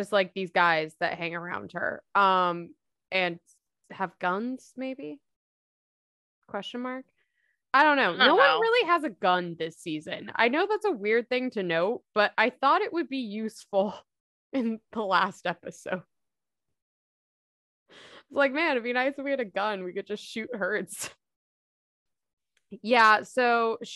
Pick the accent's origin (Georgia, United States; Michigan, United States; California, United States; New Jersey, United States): California, United States; Northern; I'm from NorCal. I've been from NorCal my entire life.